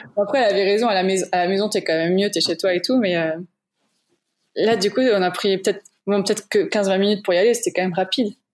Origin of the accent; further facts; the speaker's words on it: Moselle, Grand Est, France; moved away as an adult; now in Luxembourg; de base, je suis de Moselle en France